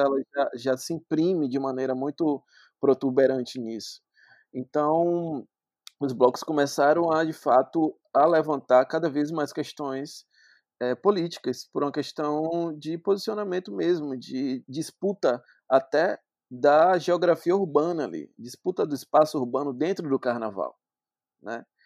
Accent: Salvador, Bahia, Brazil; Eu sou natural daqui de Salvador mesmo

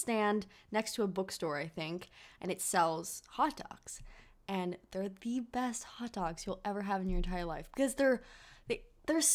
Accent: San Francisco, California, United States; from San Francisco, California

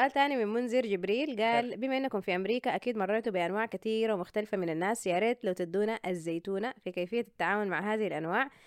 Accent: Sudan; وبتحس انه انا طلعت من السودان

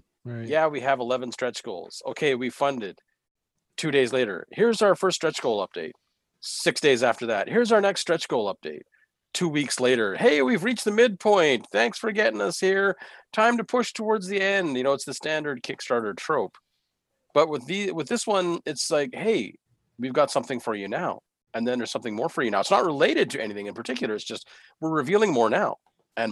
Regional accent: Canada; I'm Canadian

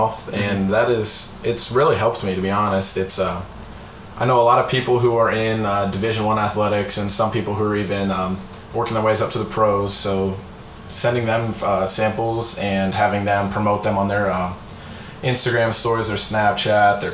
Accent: Oakmont, United States; moved away; also born or lived in Indiana; I grew up in Oakmont.

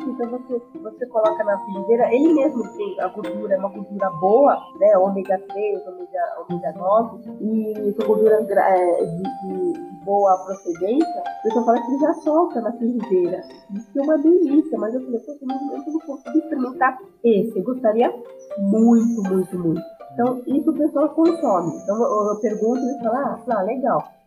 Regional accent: São Paulo, Brazil; eu sou de São Paulo, assim, São Paulo capital, né?

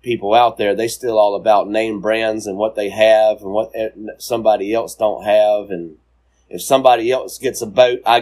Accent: the South, United States; born or raised there

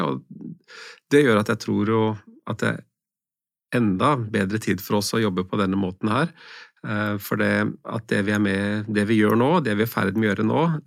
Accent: Norway; min velstand som nordmann

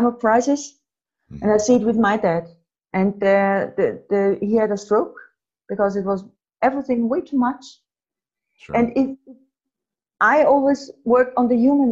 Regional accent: Austria; I'm from Austria

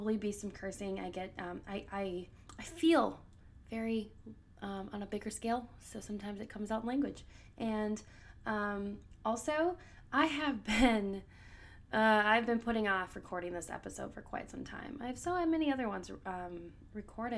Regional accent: Minnesota, United States; I grew up in Minnesota, so the land of 10,000 lakes

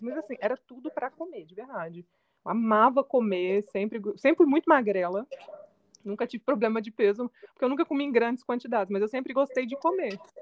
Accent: Belo Horizonte, Minas Gerais, Brazil; eu sou de Belo Horizonte, Minas Gerais

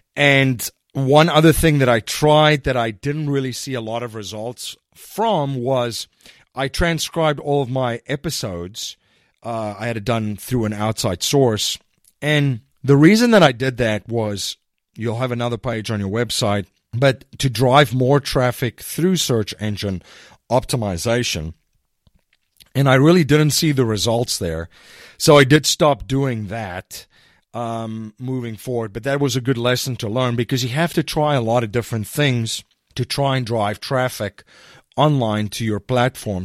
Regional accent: South Africa; now in United States; I'm originally from South Africa, and I live in the United States now

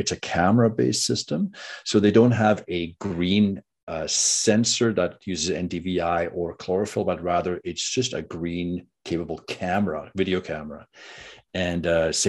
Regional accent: Red River Valley of southern Manitoba, Canada; I grew up in the Red River Valley of southern Manitoba

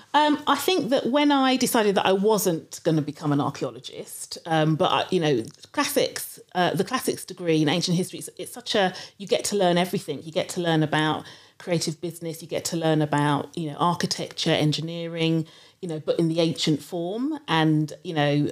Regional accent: London, United Kingdom; also born or lived in Shepherd's Bush, London / Nigeria (parents); I lived in Harrow for quite a long time, when I think from when I was two up until I went to university.

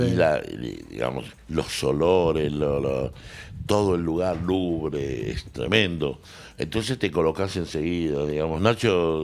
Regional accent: Salta, Argentina; moved away as an adult; also born or lived in Córdoba; Y ahí yo era salteño, soy salteño

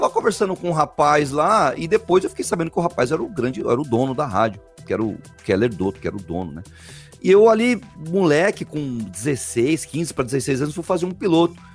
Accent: São Paulo, Brazil; eu sou de São Paulo, mas moro muito tempo aqui no litoral.

